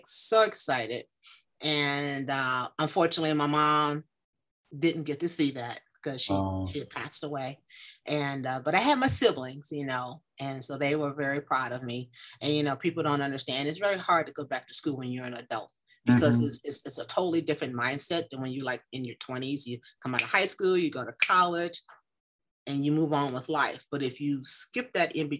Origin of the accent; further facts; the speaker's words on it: Chicago, Illinois, United States; born and raised in Chicago, Illinois, not a suburb, in the city